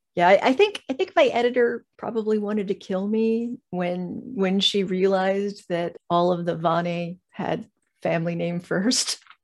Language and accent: English; Southern California, United States; moved away as an adult; now in Georgia, United States; I come from Southern California